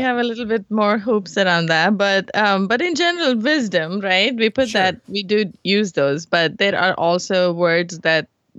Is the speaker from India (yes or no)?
yes; India; moved away as an adult; also born or lived in Hyderabad, India / Eufaula, Alabama / Atlanta; now in Bay Area, United States; So yeah, I grew up in India.